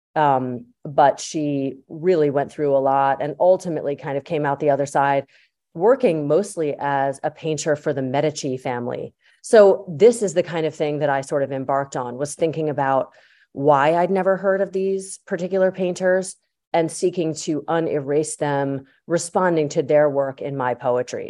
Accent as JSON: {"language": "English", "town": "Yardley", "region": "Pennsylvania", "country": "United States", "tie": "born or raised there", "said": "I grew up in Yardley, Pennsylvania"}